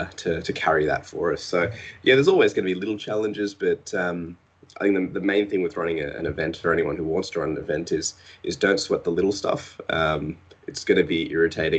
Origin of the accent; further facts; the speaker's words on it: Australia; We're Australian.